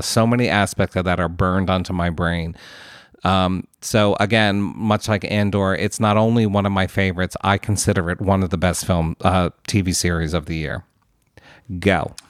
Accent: United States; as an American

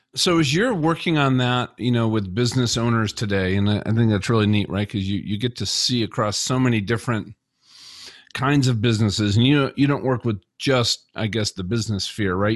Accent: Minnesota, United States; I'm from Minnesota. I say you guys

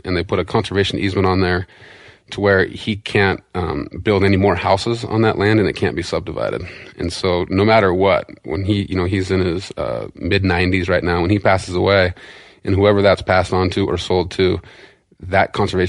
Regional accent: Montana, United States; But so I grew up on the East Fork, fishing like Salmonfly Hatch there.

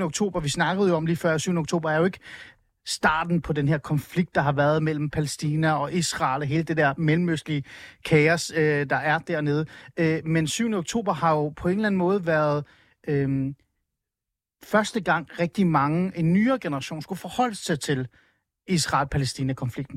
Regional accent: Iran; now in Denmark; Jeg er oprindelig fra Iran

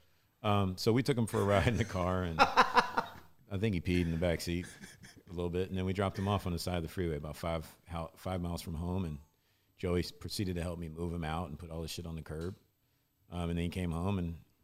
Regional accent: Louisville, Kentucky, United States; I grew up in Baptist Church in Louisville, Kentucky.

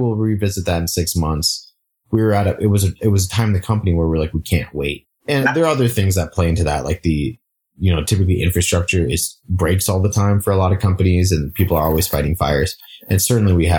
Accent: Singapore; moved away; I grew up in Singapore

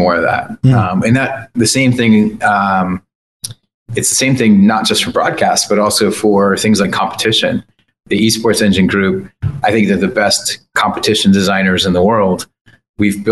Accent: New York, United States; I'm a New Yorker

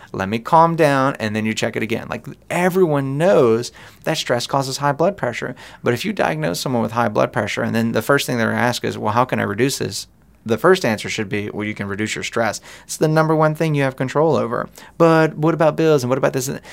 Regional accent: United States; we're American

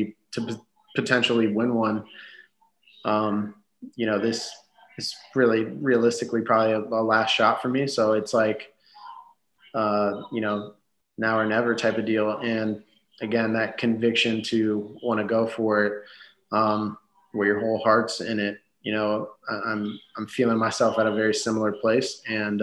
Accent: United States; as Americans in a different country that doesn't speak our language

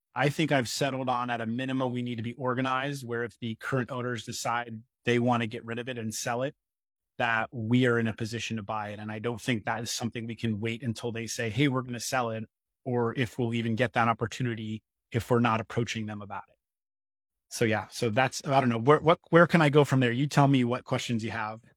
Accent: Poughkeepsie, New York, United States; moved away; also born or lived in Lake Tahoe; I was born and raised in Poughkeepsie, New York

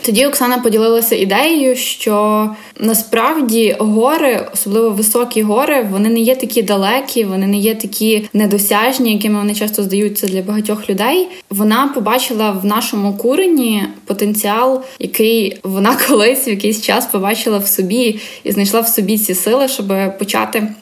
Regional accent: Lviv, Lviv Oblast, Ukraine; also born or lived in Kyiv; Я сама з Львова, тут е, живу, навчаюся, виросла

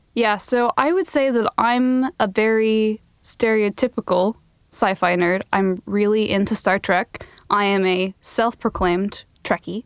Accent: Phoenix, Arizona, United States; Phoenix, my hometown in Arizona

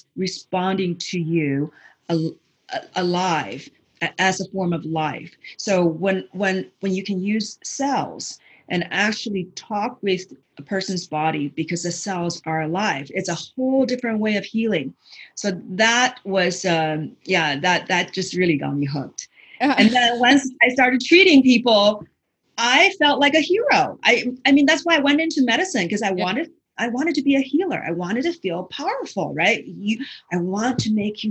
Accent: China; now in United States; growing up in China

